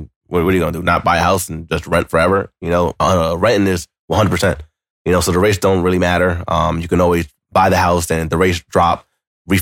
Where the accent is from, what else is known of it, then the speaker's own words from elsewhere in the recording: Paterson, New Jersey, United States; I'm from Paterson, New Jersey